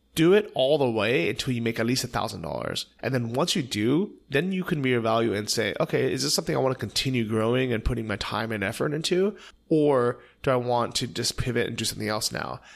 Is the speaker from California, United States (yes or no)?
yes; Bay Area, California, United States; growing up in the Bay Area, especially as an Asian American